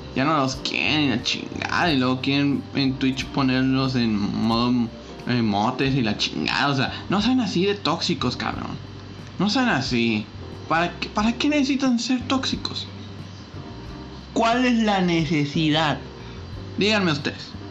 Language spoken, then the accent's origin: Spanish; Reynosa, Tamaulipas, Mexico; era una academia de Tigres aquí en Reynosa.